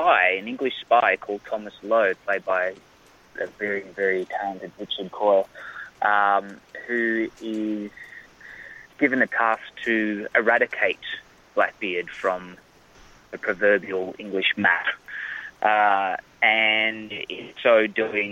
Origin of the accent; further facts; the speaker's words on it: Australia; accent: Australian; moved away as an adult; also born or lived in Sweden; now in Los Angeles, United States; when we moved to Australia